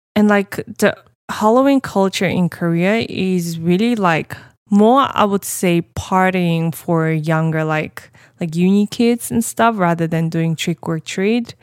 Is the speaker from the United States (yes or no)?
no; Uzbekistan; moved away; I was raised in Uzbekistan